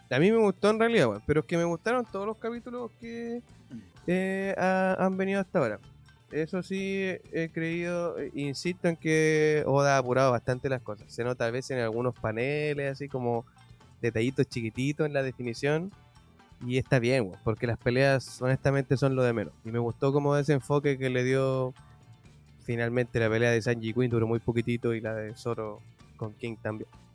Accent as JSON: {"language": "Spanish", "country": "Chile", "said": "somos chilenos"}